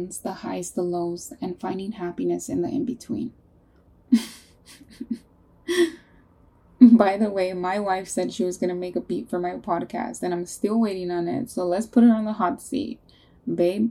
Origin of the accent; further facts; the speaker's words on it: California, United States; now in North Carolina, United States; We're from California.